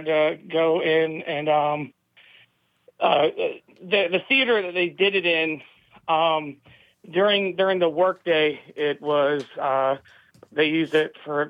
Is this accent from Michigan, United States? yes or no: no; Jacksonville, North Carolina, United States; I grew up around the Marine Corps base, Camp Lejeune